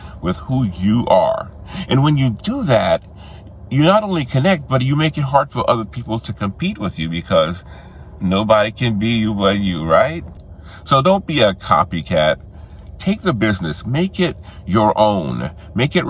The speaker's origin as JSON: {"language": "English", "town": "New Orleans", "region": "Louisiana", "country": "United States", "tie": "born or raised there", "moved": "yes", "said": "New Orleans, which was my hometown"}